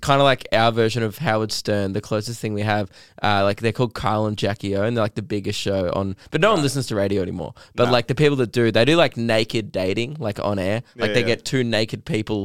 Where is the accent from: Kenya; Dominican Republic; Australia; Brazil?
Australia; Melbourne, Victoria; I'm from Melbourne, which is the South